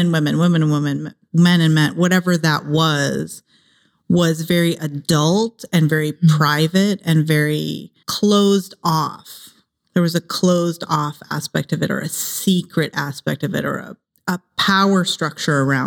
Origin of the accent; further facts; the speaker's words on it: Ohio, United States; also born or lived in San Jose, California; now in Los Angeles, United States; I grew up in Ohio.